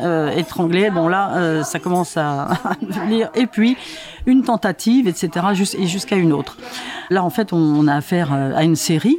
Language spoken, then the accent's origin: French; Vincennes, Île-de-France, France; chez moi à Vincennes